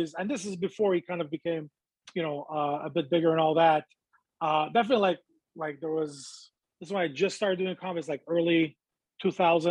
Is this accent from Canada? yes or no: yes; Montreal, Quebec, Canada; I'm from Montreal. I started doing comedy in Montreal